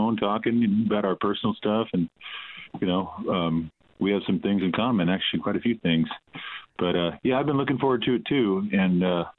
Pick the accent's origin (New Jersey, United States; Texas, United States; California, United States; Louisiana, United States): California, United States; Pasadena; also born or lived in Hawaii / Tokyo, Japan / Altadena; It was 117 degrees when I was born in late September. And, you know, I spent a lot of my life here. Lived in Hawaii for a little bit, in Tokyo, Japan. But it's always been back here to Pasadena. Actually, Altadena, is where I live.